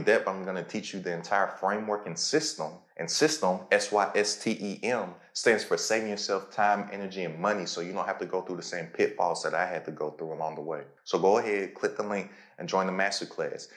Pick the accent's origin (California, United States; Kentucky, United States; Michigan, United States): Kentucky, United States; Lexington; Lexington, Kentucky. That's where I'm from. That's my hometown, horse capital of the world.